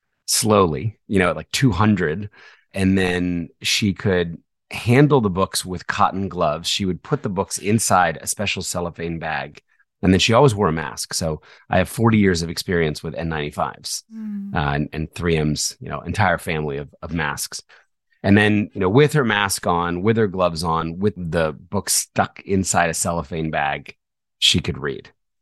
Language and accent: English; New Jersey, United States; also born or lived in Philadelphia; I was born in Philadelphia. Okay. And then when I was 4, my parents moved to South Jersey.